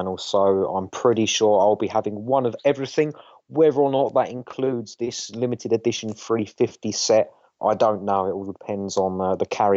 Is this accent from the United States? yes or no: no; England, United Kingdom; We're English